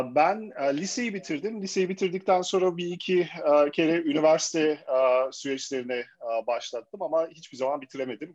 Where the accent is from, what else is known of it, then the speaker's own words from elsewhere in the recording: Germany; moved away as an adult; Ben e, Almanya'da doğdum, büyüdüm ve 35 yaşıma kadar da Almanya'da değişik kurumsal firmalarda çalıştım